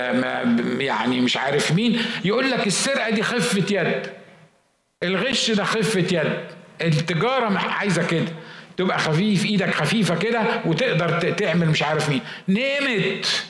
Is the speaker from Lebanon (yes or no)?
no; Egypt; عندنا في مصر في الشرق الاوسط